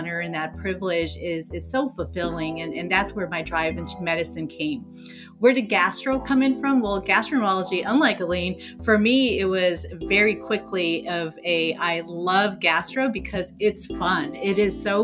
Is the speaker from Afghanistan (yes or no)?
yes; Afghanistan; moved away; I'm originally from Afghanistan